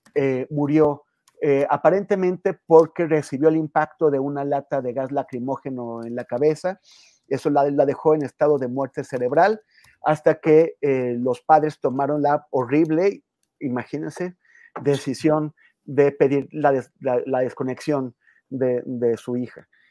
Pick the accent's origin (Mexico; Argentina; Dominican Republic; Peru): Mexico; como mexicano